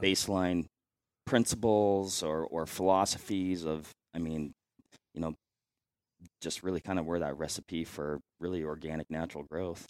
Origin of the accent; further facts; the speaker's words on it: Washington, United States; moved away as an adult; back in Washington State. That's my home state